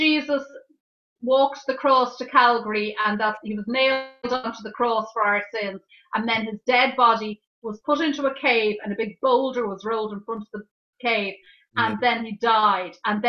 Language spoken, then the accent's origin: English; Dublin, Leinster, Ireland; I was brought up in Ireland, in Dublin